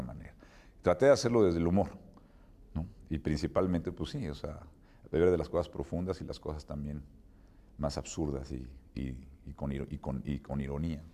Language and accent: Spanish; Mexico City, Mexico; yo soy chilango, conozco perfectamente los mecanismos chilanguescos